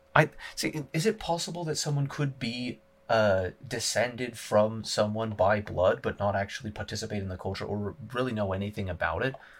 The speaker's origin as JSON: {"language": "English", "region": "Utah", "country": "United States", "tie": "born or raised there", "said": "I was born in Utah, I'm a native Uton"}